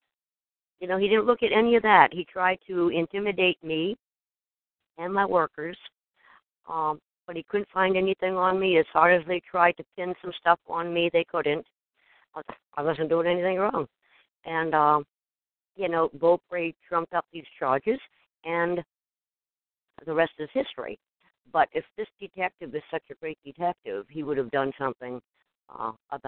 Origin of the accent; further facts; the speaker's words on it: Maine, United States; people that I grew up with. This is my hometown